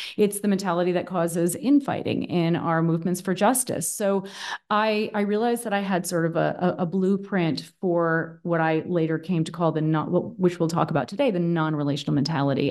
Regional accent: Boston, Massachusetts, United States; moved away as an adult; now in Berlin, Germany; I'm originally from the East Coast of the U S, from Boston, actually. Um, but I've been living in Berlin, Germany for the past ten years

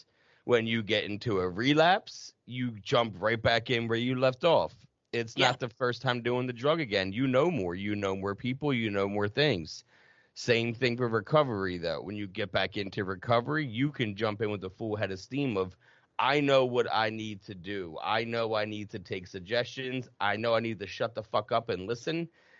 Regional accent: New Jersey, United States; also born or lived in North Carolina / Massachusetts; And I mean, I'm from South Jersey. I lived in North Carolina in my addiction, lived in Massachusetts, North Carolina.

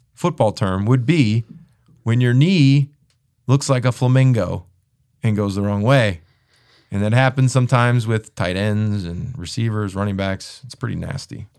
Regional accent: Chicago, Illinois, United States; I'm from Chicago. My family is from the area

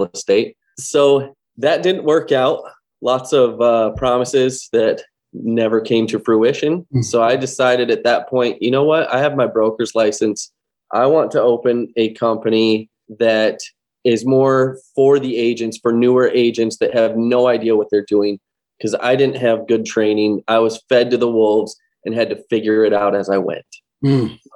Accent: Los Angeles, California, United States; moved away as an adult; now in Janesville, United States; I'm actually from Southern California, born and raised in Los Angeles.

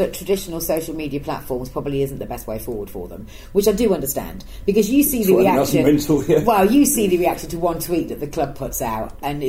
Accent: Yorkshire and the Humber, United Kingdom; moved away; Between Wakefield and Leeds. I've lived down here like a shitload longer than I ever lived

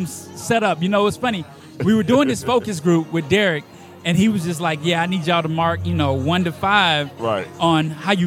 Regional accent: the South, United States; I'm from the South

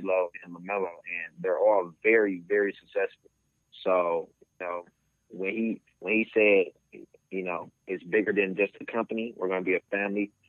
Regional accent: West Hollywood, California, United States; I'm from West Hollywood, California.

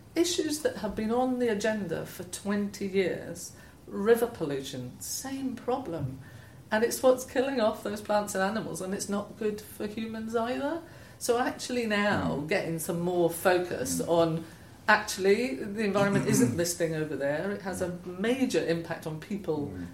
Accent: Scotland, United Kingdom; moved away as an adult; also born or lived in Wales; I grew up in Scotland, so quite a different background, and moved to Wales after I left university

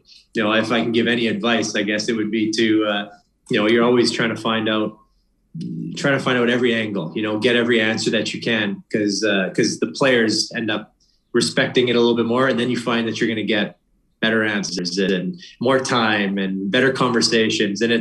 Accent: Boston, Massachusetts, United States; I want to listen to them I'm from Boston.

